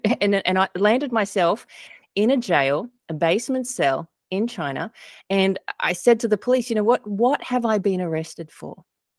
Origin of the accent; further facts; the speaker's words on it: Australia; moved away as an adult; now in United States; Australia. You might be able to tell from my accent. Been in the U.S. for 12 years.